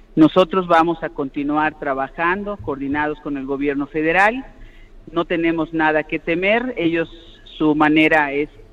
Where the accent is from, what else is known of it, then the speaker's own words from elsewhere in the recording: Yucatán, Mexico; yo soy una yucateca cariñosa